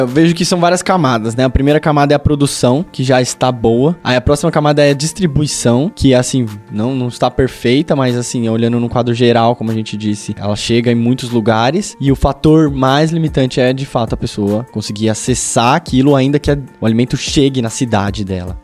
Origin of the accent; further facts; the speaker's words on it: São Paulo, Brazil; eu venho do Grajaú